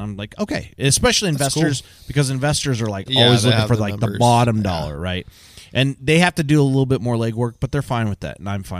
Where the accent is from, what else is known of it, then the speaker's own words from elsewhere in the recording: California, United States; because I grew up in Southern California, and I got into the trades right out of high school.